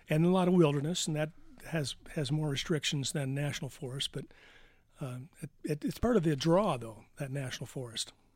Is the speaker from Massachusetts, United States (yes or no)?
no; Detroit, Michigan, United States; moved away as an adult; now in Vail, United States; I'm from Detroit